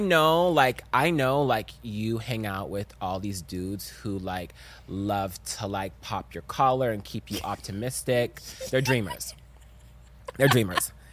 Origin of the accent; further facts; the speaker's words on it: the South, United States; I'm from the South, and I'm African